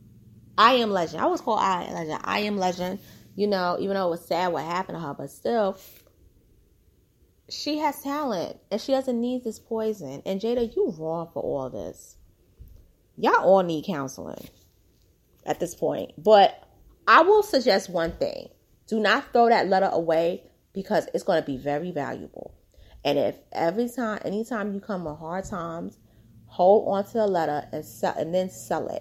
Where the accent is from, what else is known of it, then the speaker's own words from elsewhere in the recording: New York City, New York, United States; my hometown, Harlem